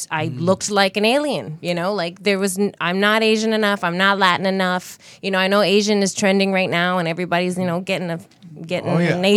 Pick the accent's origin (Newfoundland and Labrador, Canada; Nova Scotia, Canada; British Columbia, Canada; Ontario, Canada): British Columbia, Canada; Vancouver area countryside; I grew up in the countryside. I grew up on a horse farm, and we were kind of in the middle of nowhere. So it was a lot of white people.